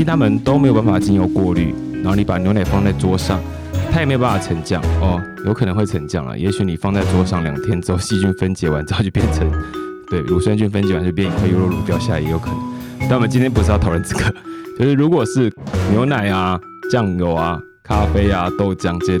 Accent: Taoyuan, Taiwan; 好像因为我小时候在住就住在桃园，三天不能用自来水吧？

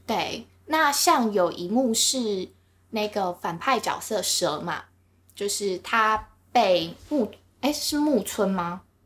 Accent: Taiwan; 我是领口人

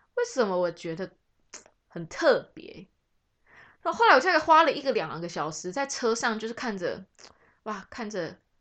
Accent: Taiwan; 我们台湾人

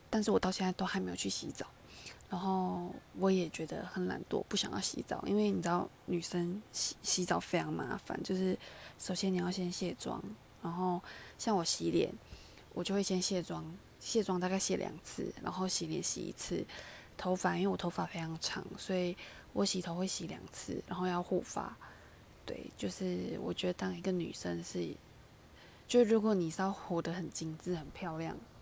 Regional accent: Malaysia; now in Taiwan; 我是从马来西亚来的，然后马来西亚是一个在赤道附近的国，赤道上的国家，然后它是一个热带

